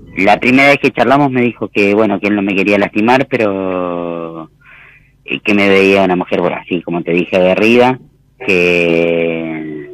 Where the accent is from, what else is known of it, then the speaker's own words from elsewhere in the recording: Florencio Varela, Buenos Aires Province, Argentina; Yo soy de Florencio Varela